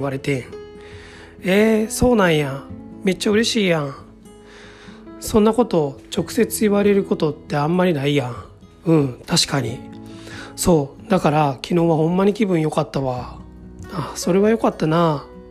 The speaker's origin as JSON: {"language": "Japanese", "region": "Kansai", "country": "Japan", "accent": "Kansai-ben", "said": "私の場合は関西弁になってしまいますが"}